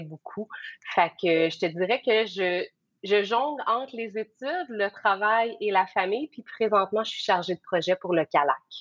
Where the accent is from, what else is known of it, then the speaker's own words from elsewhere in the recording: Bas-Saint-Laurent, Quebec, Canada; now in Magdalen Islands, Canada; je suis originaire de la BTB